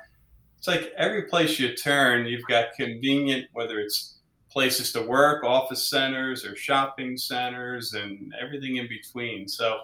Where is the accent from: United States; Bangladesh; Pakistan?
United States; Philadelphia, Pennsylvania; we came from the Philadelphia, Pennsylvania area and all